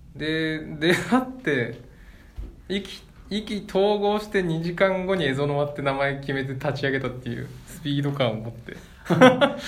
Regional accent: Niigata, Japan; now in Sapporo, Japan; 地元新潟帰って

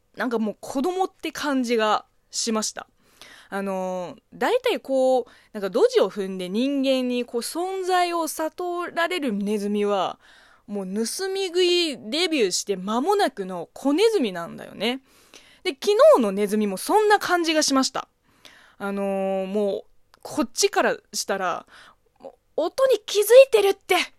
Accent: China; Japanese is a second language; now in Japan; 中国生まれ中国育ちの私

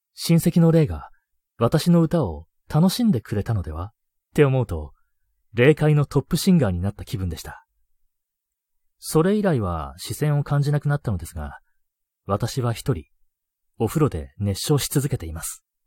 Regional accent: Hokkaido, Japan; 僕北海道出身なんで

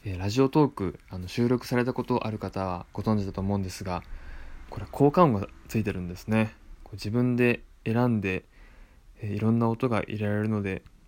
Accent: Tottori, Japan; moved away as an adult; also born or lived in Osaka / Tokyo; 鳥取県出身です

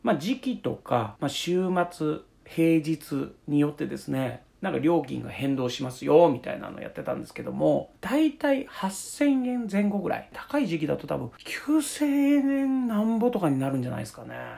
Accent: Chiba, Japan; まあ僕はですね、あの出身が菜の花体操でおなじみの、まあ、千葉県なんですよ

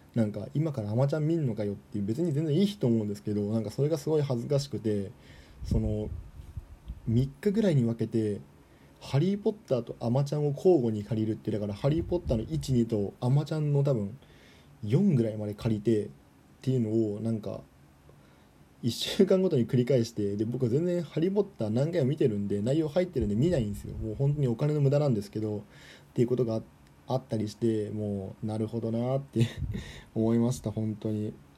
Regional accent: Toyama, Japan; moved away; 僕の地元の富山の、まあ、田舎の方では

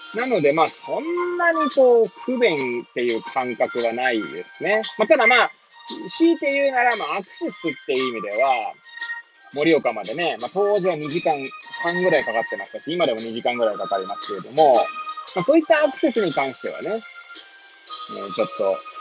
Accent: Hachioji, Tokyo, Japan; moved away as an adult; now in Kamaishi, Japan; 八王子生まれ、八王子育ちなんですね

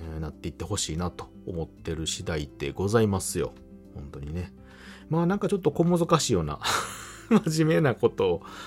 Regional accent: Kansai, Japan; 私関西の人間なので

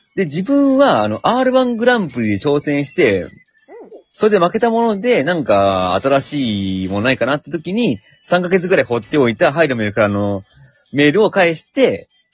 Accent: Shizuoka, Japan; 私は静岡県民だからね

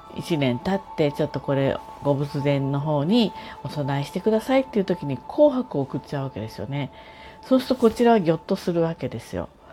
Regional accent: Tokyo, Japan; now in Kanagawa, Japan; 東京生まれで今神奈川にいるような人です

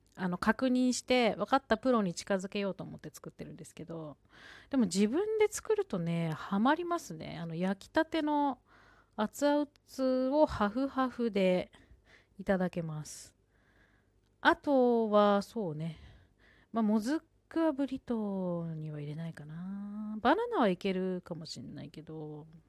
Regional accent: Sendai, Miyagi, Japan; 私は仙台出身

